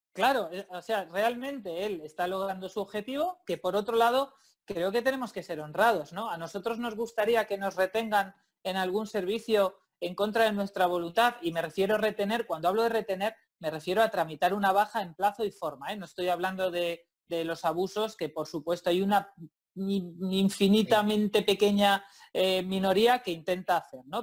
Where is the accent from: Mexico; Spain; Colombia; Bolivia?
Spain; Santander, Cantabria; yo, vivo y soy de Santander